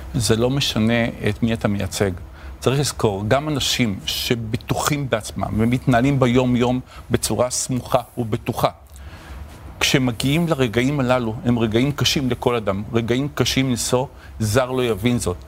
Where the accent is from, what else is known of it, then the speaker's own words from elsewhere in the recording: Tel Aviv, Tel Aviv District, Israel; גדלתי בשכונת התקווה